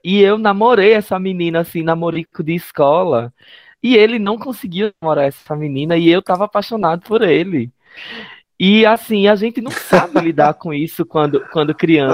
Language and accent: Portuguese; interior of Pernambuco, Brazil; Eu sou do interior de Pernambuco